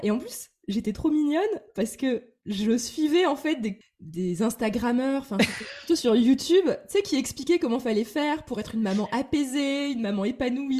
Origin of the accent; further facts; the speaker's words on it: Metz, Grand Est, France; now in Paris, France; un immeuble de rapport à Metz, donc ma ville natale